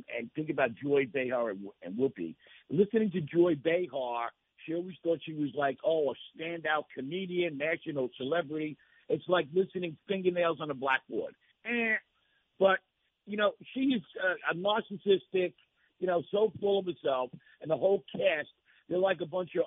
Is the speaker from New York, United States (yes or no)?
yes; Nassau County, New York, United States; moved away; also born or lived in North Myrtle Beach; I'm from Nassau County.